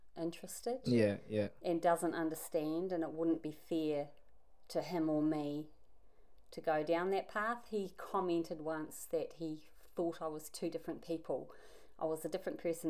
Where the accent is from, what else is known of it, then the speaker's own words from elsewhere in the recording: Invercargill, Southland, New Zealand; moved away as an adult; also born or lived in Nelson, New Zealand; now in Perth, Australia; I'm from New Zealand. So I was born in Invercargill and then married there. And then we moved from Invercargill to Nelson, where we lived most of our lives.